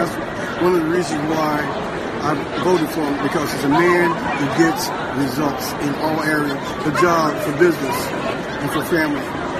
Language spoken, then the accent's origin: English; Georgia, United States; I'm from Palm Springs, Georgia.